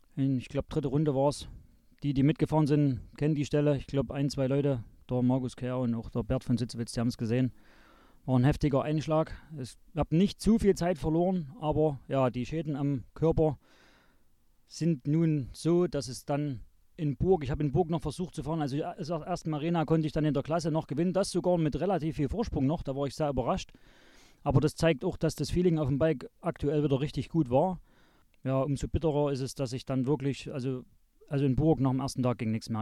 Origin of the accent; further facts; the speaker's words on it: Zschopau, Saxony, Germany; also born or lived in Chemnitz (Karl-Marx-Stadt); bin aufgewachsen hier in Schopau